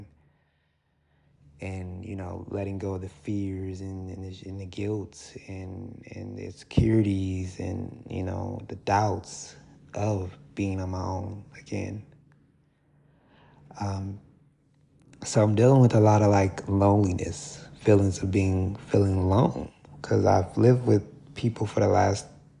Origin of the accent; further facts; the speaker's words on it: Milwaukee, Wisconsin, United States; moved away as an adult; also born or lived in Baton Rouge, Louisiana; Around 2021, I moved from my hometown, Milwaukee